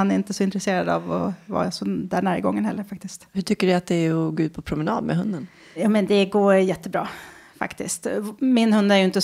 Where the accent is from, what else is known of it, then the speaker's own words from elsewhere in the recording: Västerås, Västmanland, Sweden; Jag kommer från {S3} Västerås från början. Urgurka. När föddes du? 1974.